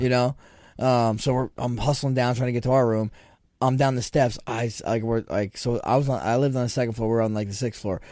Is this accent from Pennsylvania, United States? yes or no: no; Toms River, New Jersey, United States; when I was a kid, growing up in Tom's River